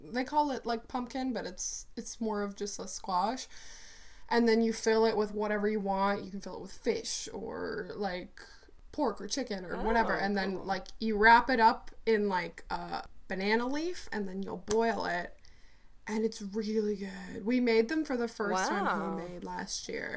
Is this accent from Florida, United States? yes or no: no; Ohio, United States; this is the stuff that I grew up eating, even though I grew up in Ohio